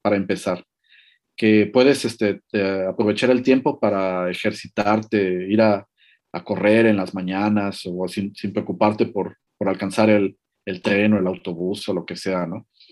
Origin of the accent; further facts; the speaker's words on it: Mexico; now in Latvia; como, como latino eh, o mexicano aquí